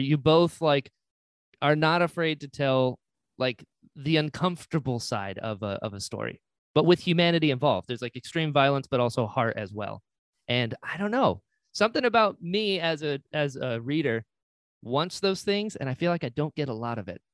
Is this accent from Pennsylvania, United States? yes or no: no; North Carolina, United States; I'm originally from North Carolina, very Appalachia